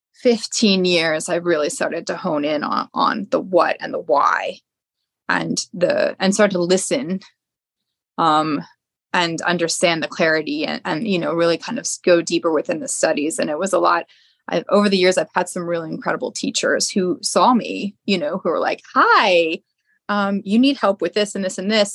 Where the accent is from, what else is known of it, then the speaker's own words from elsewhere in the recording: outside of the Philadelphia area, Pennsylvania, United States; i grew up outside of the Philadelphia area.